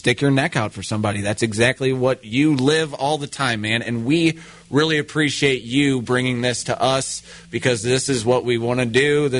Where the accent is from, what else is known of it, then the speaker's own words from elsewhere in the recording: St. Louis, Missouri, United States; I grew up on Blow, right by Blow Avenue.